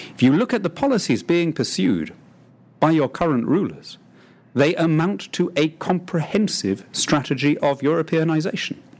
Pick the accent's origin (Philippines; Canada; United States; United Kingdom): United Kingdom; a British patriot brought up in that tradition